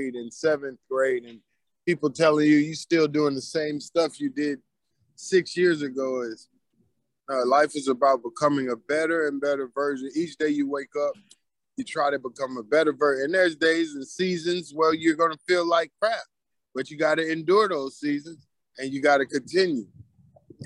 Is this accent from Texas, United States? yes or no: yes; Killeen, Texas, United States; I grew up in Killeen, Texas